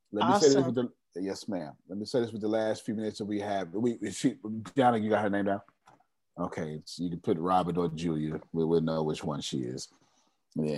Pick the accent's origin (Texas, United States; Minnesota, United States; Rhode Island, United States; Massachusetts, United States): Texas, United States; Houston